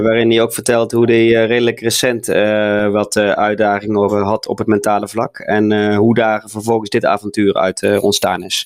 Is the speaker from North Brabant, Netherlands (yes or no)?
yes; Boxmeer, North Brabant, Netherlands; hetzelfde dorp als waar ik vandaan kom. Hè? waar het allemaal begonnen is, hè? In het mooie Boksmeer